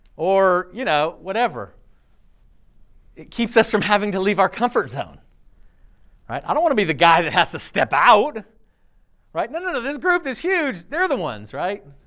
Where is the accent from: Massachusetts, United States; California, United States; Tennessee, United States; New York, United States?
California, United States; I was born in California to a family that had some Christian principles